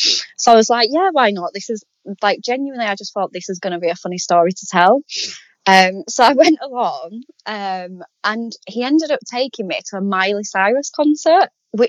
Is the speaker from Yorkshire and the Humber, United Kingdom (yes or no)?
yes; Castleford, Yorkshire and the Humber, United Kingdom; I'm from Castleford.